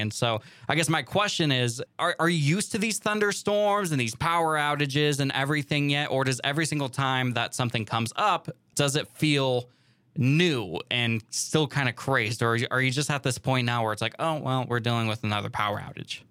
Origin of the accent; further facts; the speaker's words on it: Pacific Northwest, Washington, United States; now in California, United States; growing up in the Pacific Northwest